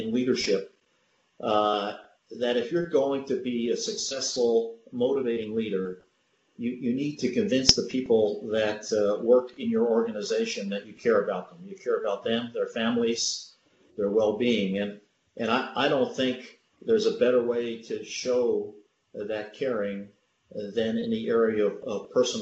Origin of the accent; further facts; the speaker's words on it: New Jersey, United States; I grew up in New Jersey, first one in the family to go to college